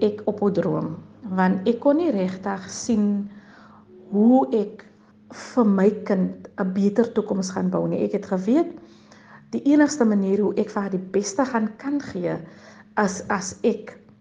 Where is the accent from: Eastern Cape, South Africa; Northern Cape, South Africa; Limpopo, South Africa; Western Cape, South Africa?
Western Cape, South Africa; Ladismith; Ek het grootgeword in die Hoekom Vallei. Die Hoekom Vallei is 'n plaasgemeenskap paar kilometer buite kan Lady Smith